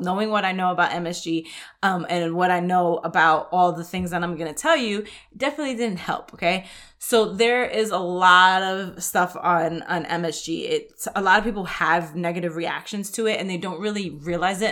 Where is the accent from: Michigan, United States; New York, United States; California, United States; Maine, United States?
New York, United States; New York City; I grew up in the Bronx in New York